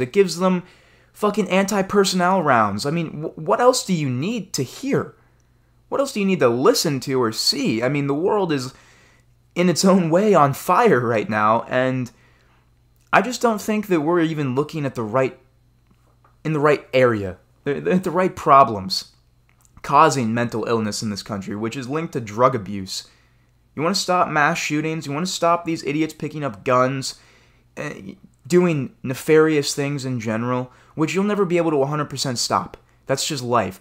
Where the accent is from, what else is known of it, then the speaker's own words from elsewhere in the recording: United States; as an American citizen